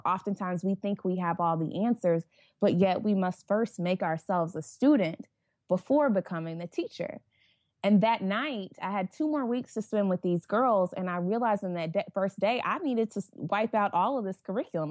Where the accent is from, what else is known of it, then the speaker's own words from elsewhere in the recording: Tulsa, Oklahoma, United States; growing up in Tulsa, predominantly white environment